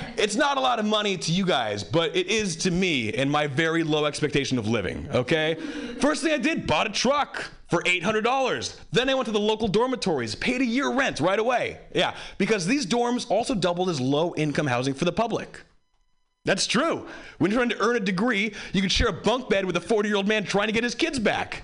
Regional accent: Hawaii, United States; I grew up white in Hawaii.

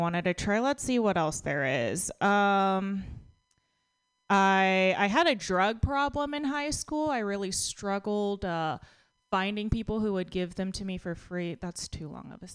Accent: Texas, United States; I grew up in Texas, and I had very judgy classmates.

